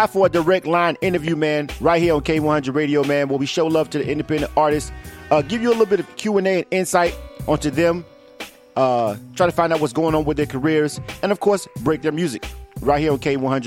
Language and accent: English; Florida, United States; moved away as an adult; now in Atlanta, United States; I was born and raised in Florida my whole life up until I, you know, graduated from school